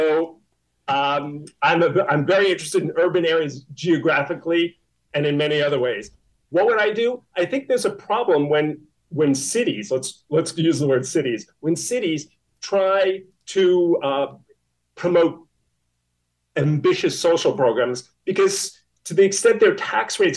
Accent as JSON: {"language": "English", "town": "New York City", "region": "New York", "country": "United States", "tie": "born or raised there", "said": "Midwood? Bensonhurst, Brooklyn."}